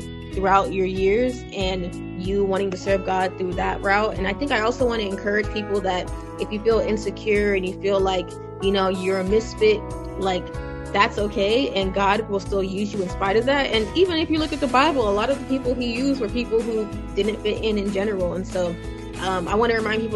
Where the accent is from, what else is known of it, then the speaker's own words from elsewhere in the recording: United States; also born or lived in Nigeria; I was born over there, and then we actually came over to the United States as a child. So it was actually an interesting experience for me growing up in the United States